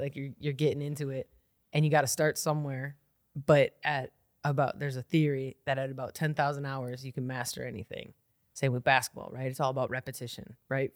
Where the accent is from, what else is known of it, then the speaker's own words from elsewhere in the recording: Milwaukee, Wisconsin, United States; I grew up here in Milwaukee. I'm a Milwaukee kid.